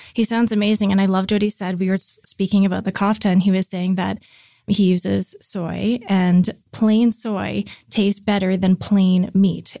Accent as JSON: {"language": "English", "town": "North Vancouver", "region": "British Columbia", "country": "Canada", "tie": "born or raised there", "said": "grew up in North Vancouver"}